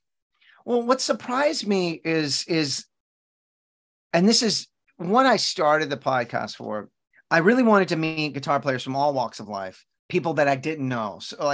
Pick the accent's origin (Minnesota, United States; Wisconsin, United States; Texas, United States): Texas, United States; You know, I live in Texas still. I'm born and raised in Texas.